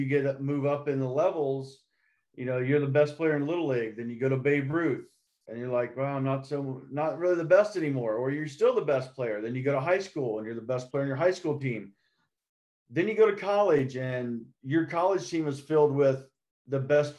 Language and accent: English; Dayton, Ohio, United States; Growing up in Dayton, Ohio area